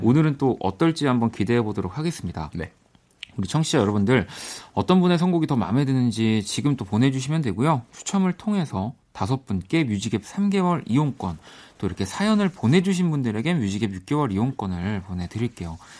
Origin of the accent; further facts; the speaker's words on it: South Korea; 한국에서만 뭐 나고 자랐고 지내니까